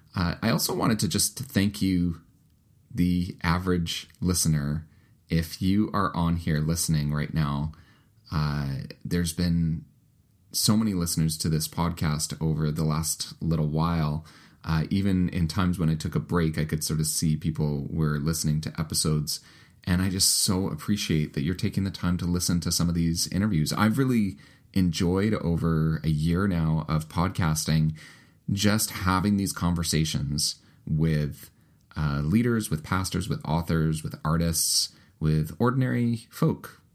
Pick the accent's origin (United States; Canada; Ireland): Canada; also born or lived in United Kingdom; my home country of the United Kingdom. Uh, I lived there for the first two years of my life before my family moved to Canada